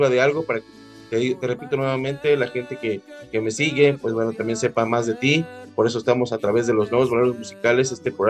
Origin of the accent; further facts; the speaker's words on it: Mexico; que es lo que nos da esencia como mexicanos